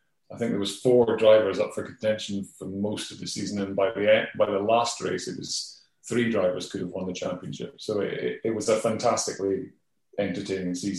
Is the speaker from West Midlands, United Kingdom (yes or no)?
no; Scotland, United Kingdom; I'm a Scot as well